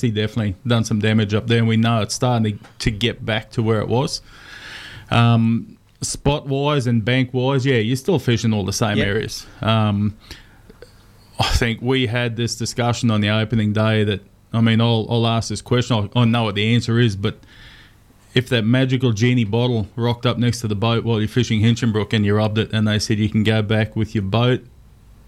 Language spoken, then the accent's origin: English; Ingham, Queensland, Australia; I grew up in Ingham